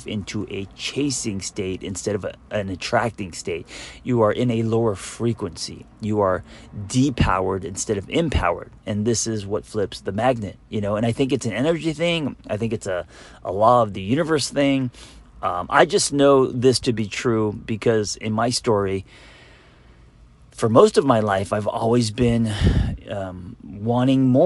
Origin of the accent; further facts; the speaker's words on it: Los Angeles, California, United States; growing up in Los Angeles where there's so much shine